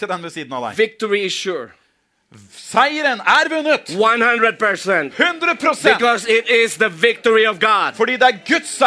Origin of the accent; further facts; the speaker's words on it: Philippines; Og jeg lar ikke det at jeg er filippiner, få lov til å forme meg og danne og begrense meg.